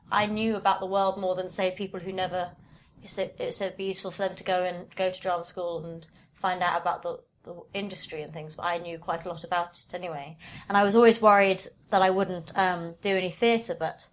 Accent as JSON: {"language": "English", "region": "London", "country": "United Kingdom", "tie": "born or raised there", "also_born_or_lived": "Camden, London", "said": "I was born in Camden, but actually grew up mostly in southwest London near Richmond."}